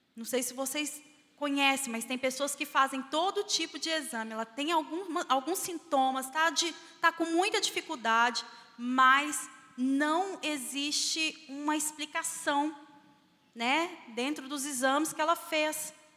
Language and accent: Portuguese; Barbacena, Minas Gerais, Brazil; quando eu era criança lá em Barbacena